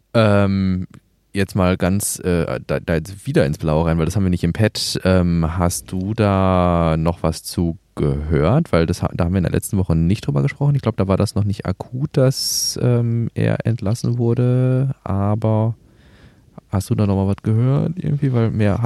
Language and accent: German; Gelsenkirchen, North Rhine-Westphalia, Germany; also born or lived in Emsland (father's origin); Also wir haben das bei uns in Gelsenkirchen